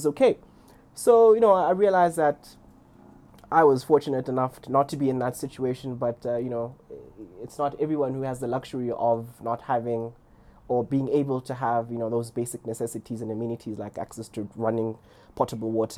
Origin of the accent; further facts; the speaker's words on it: Lesotho; moved away; also born or lived in Stellenbosch; I grew up in Lesotho and I grew up in a village.